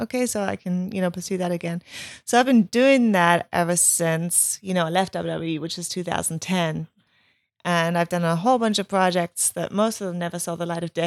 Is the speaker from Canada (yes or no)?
no; Germany; moved away; growing up in Germany